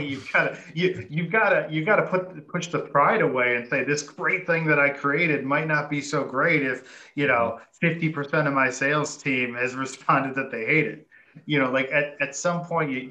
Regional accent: Detroit, Michigan, United States; I'm from Detroit

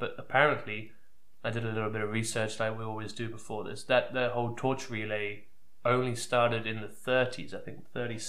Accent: England, United Kingdom; as an English person

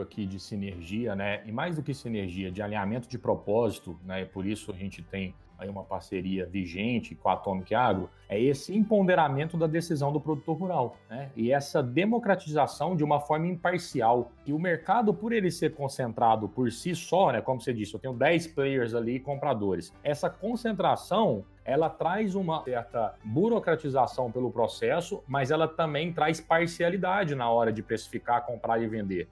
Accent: Pouso Alegre, Minas Gerais, Brazil; eu sou nascido no sul de Minas, né, nasci em Pouso Alegre

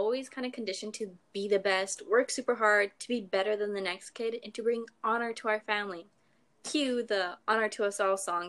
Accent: Canada; We're Canadian!

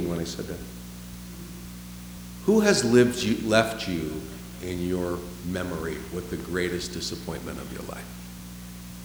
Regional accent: San Francisco, California, United States; moved away; I'm from San Francisco

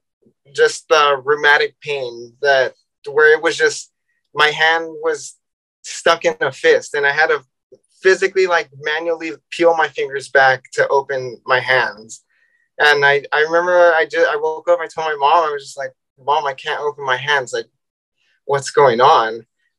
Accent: San Diego, California, United States; I'm from San Diego, California

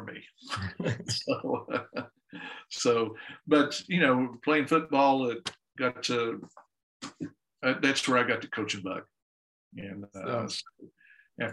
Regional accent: Dallas, Texas, United States; also born or lived in Houston; I grew up in Dallas, then went to school at University of Houston

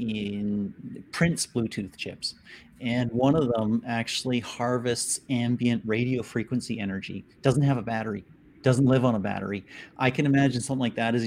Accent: Vancouver, British Columbia, Canada; I'm Canadian from Vancouver, Canada

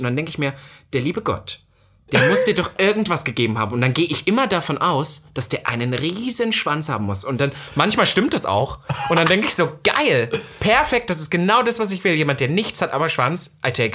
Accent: East Germany, Germany; accent: East German; bei uns im Osten

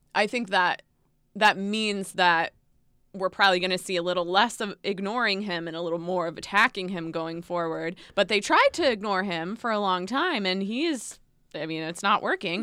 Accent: United States; as an American

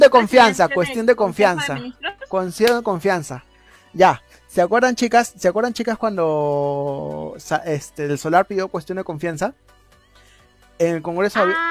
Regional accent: Peru; nosotros como peruanos

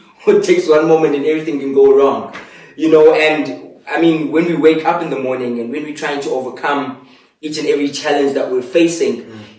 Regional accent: East London, Eastern Cape, South Africa; moved away; also born or lived in Mthatha; I was born in Mthatha, grew up in East London, and then moved all the way to Cape Town.

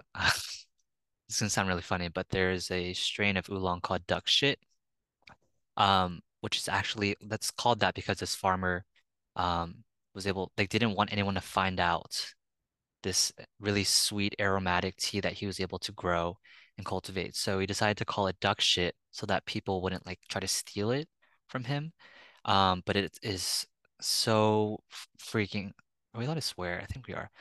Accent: San Francisco, California, United States; from San Francisco, California, uh, born and raised

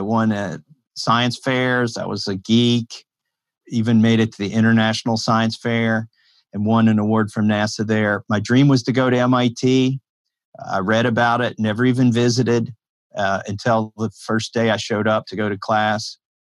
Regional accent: Appalachia, Kentucky, United States; I grew up in Appalachia in the county where I'm living right now.

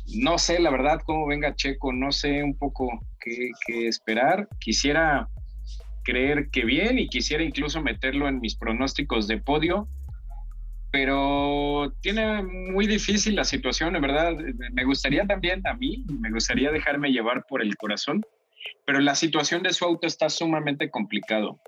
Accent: Mexico; a los mexicanos de ahorita

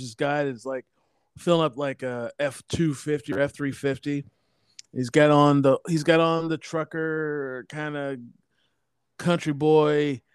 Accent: Portland, Oregon, United States; I'm actually from Portland

